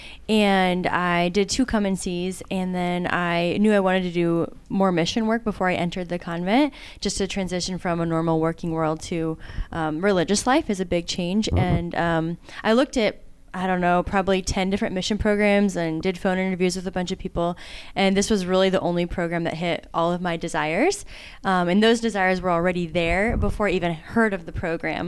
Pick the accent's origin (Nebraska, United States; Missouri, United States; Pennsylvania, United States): Nebraska, United States; Omaha; now in Atlantic City, United States; I'm from Omaha, Nebraska